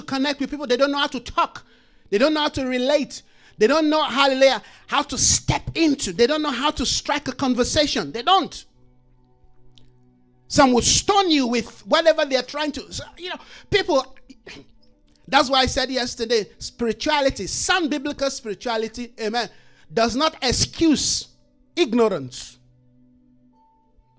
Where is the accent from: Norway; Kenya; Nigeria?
Nigeria; Jos, Plateau; moved away; I grew up in Jos, Nigeria